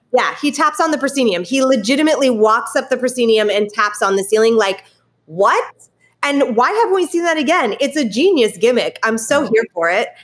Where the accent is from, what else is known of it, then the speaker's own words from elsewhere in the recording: California, United States; moved away; I am originally from California